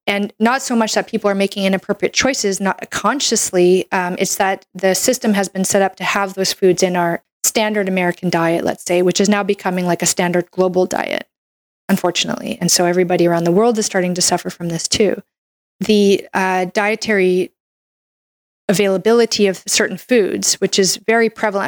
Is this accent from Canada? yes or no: yes; Canada; I'm a Canadian medical doctor